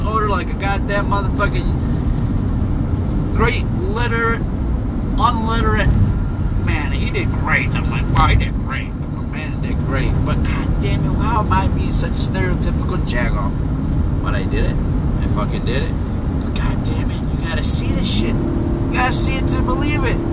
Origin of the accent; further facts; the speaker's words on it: Chicago, Illinois, United States; moved away; I'm from Chicago